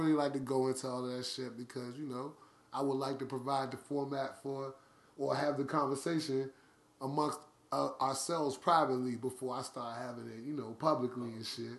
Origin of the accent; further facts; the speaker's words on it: Washington, District of Columbia, United States; I'm from Uptown DC